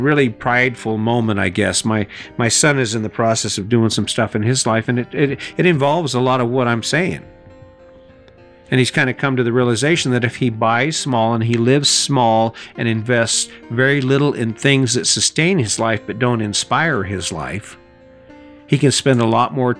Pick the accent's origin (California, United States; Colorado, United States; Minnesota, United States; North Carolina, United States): Colorado, United States; Cañon City; my hometown in Canyon City, Colorado